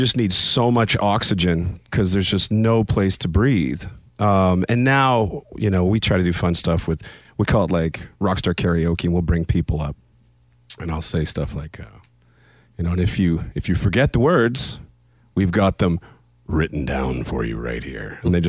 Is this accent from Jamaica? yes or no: no; Canada; But you just think because I'm Canadian that I don't have any of that in me.